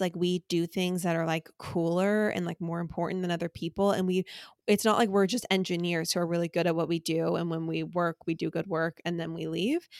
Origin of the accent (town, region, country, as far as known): Orange County, California, United States; born or raised there